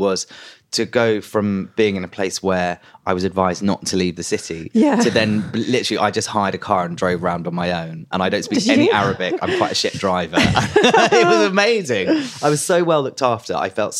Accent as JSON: {"language": "English", "region": "London", "country": "United Kingdom", "tie": "born or raised there", "said": "So I grew up in London, and on the Edgware Road there's a massive Lebanese community."}